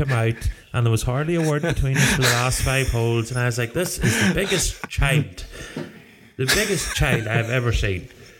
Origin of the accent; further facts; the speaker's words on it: Ireland; as Irish people